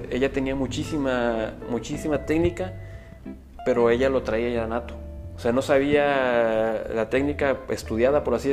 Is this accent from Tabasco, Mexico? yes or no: no; Puebla, Mexico; Entonces, este, por eso le puse del sur para el norte, ¿por qué? Porque pues yo vengo de Puebla